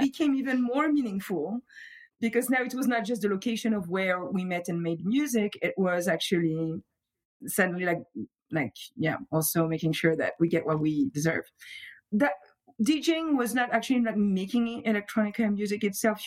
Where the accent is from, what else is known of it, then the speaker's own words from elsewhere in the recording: Montfermeil, Île-de-France, France; accent: French; English is a second language; moved away as an adult; also born or lived in Paris; now in Providence, United States; I'm from Montfermeil, which is right outside of Paris, and uh, so uh, mostly like grew up there, studied in Paris